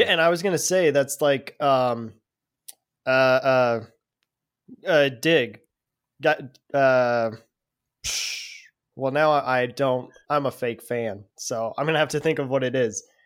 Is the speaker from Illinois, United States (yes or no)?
no; Denver, Colorado, United States; I'm from Denver, Colorado.